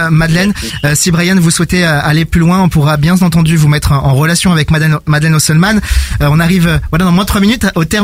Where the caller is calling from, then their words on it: Belgium; alors, euh, je viens de la Belgique, près de moi.